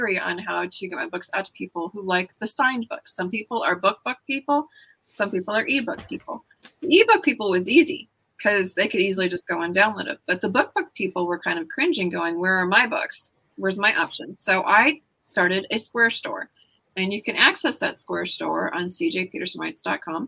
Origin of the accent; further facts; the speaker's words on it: Texas, United States; I'm a Texan